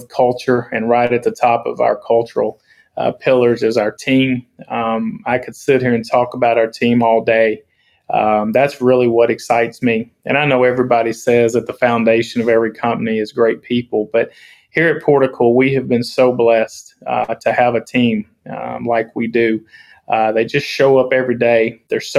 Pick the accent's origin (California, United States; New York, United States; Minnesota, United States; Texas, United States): Texas, United States; Center; I'm from Center Texas, as well as a lot of my colleagues. You know, we're from Center, and we're really proud to call it home